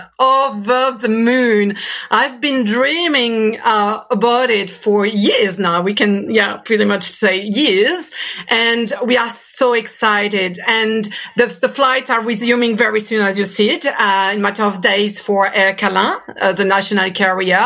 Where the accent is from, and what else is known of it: New Caledonia; accent: French